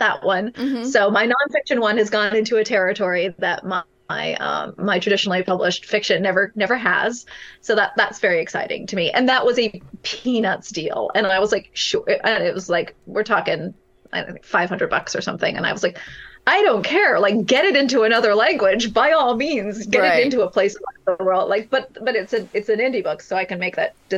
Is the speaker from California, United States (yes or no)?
yes; California, United States; California, my home state